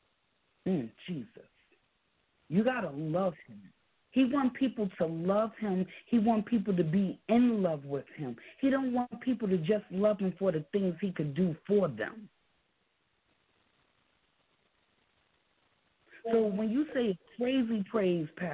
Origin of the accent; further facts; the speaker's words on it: New York City, New York, United States; we're from New York City